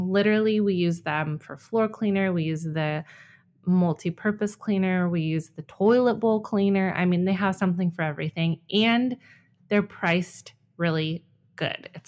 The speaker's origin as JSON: {"language": "English", "region": "California", "country": "United States", "moved": "yes", "said": "When we moved to Ohio from my home state of California two years ago, we enrolled Jack in preschool."}